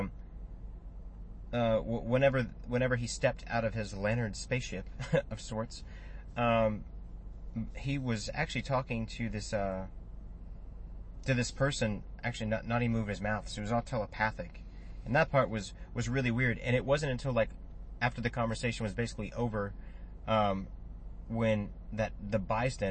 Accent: United States; we're recording this here in America, and we're from America

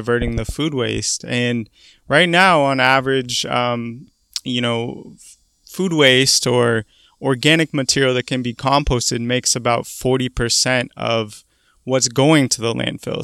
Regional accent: Portland, Oregon, United States; moved away as an adult; also born or lived in Boston; I'm originally from Portland, Oregon

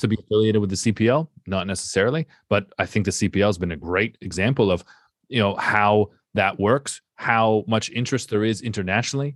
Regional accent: Canada

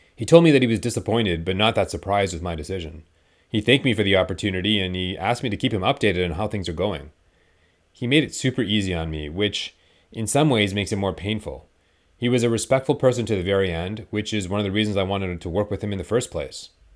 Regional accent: Canada; We're both Canadian

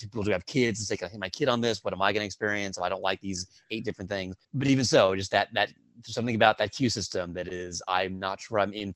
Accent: Dallas, Texas, United States; now in New York, United States; growing up in Dallas

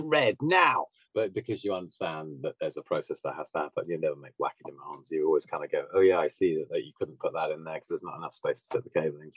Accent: Bognor Regis, South East England, United Kingdom; moved away; also born or lived in Kent; I was born in Kent, but I was only there for like a year. But I grew up by the seaside in Bognor Regis, which is like extreme south coast.

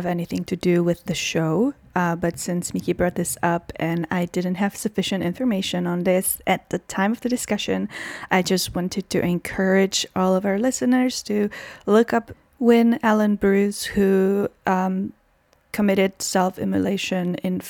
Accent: Czechia; my home country, the Czech Republic

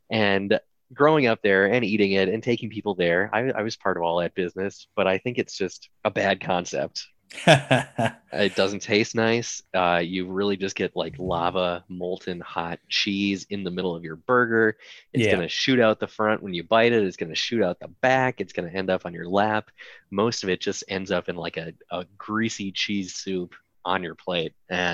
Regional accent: Minneapolis, Minnesota, United States; moved away as an adult; now in Melbourne, Australia; Minneapolis, my hometown

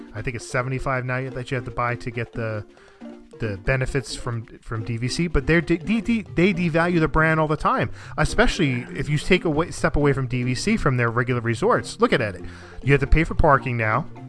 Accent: New Jersey, United States; I'm from North Jersey.

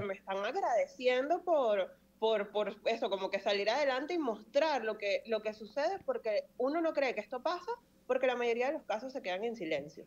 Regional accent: Venezuela; moved away as an adult; now in Spain; yo estoy muy orgullosa de ser tanto venezolana como española, porque ya yo llevo unos cuantos años aquí, yo me he ganado con, sudor y sangre mi nacionalidad española

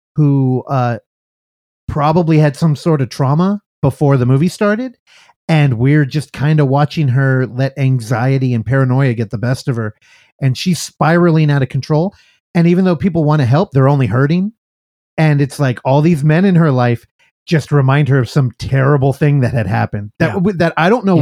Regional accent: San Francisco, California, United States; I'm from San Francisco

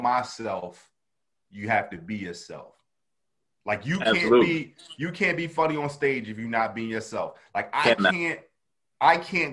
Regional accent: Camden, New Jersey, United States; I'm from Camden, New Jersey

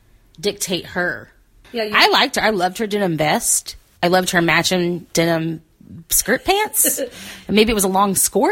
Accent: the South, United States; As a Southerner, I would say panties.

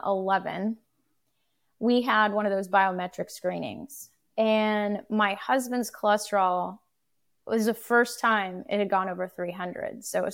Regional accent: United States; We're very American, and I can't say I was a particularly bad cook or good cook.

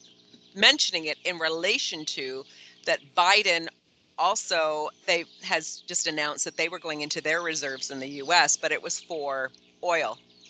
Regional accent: Canada; moved away; So as being Canadian

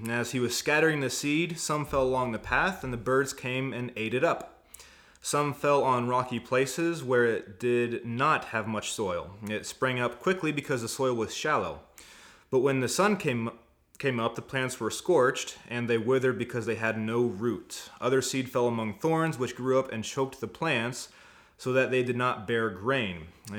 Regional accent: Indiana, United States; now in Arizona, United States; I'm from Indiana. But Indiana. I've been out here for 8 years, so yeah, I'm accustomed here.

